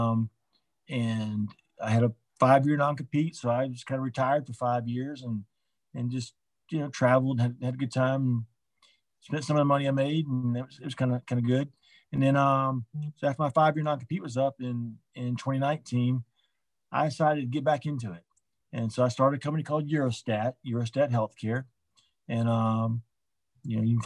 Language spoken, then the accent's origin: English; Orlando, Florida, United States; now in Atlanta, United States; I grew up in Orlando, I was living here in Atlanta